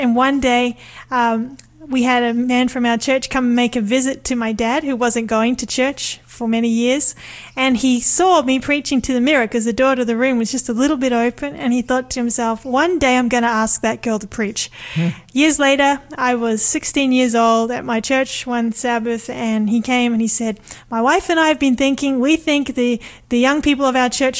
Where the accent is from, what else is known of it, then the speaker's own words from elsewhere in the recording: Sydney, New South Wales, Australia; I was born in Sydney. Grew up there.